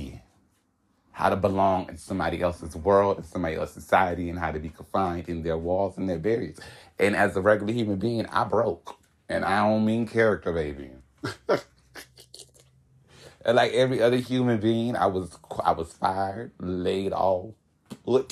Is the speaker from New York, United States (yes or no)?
no; Hollywood, Florida, United States; I am from Hollywood, Florida, and I was born April 19th